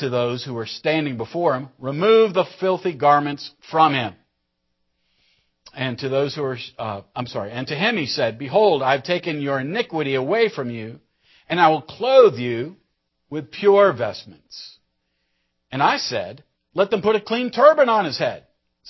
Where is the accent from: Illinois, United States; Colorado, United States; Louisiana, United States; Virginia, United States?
Virginia, United States; Roanoke; I've known him since he came to my hometown, Roanoke, Virginia, circa 1982.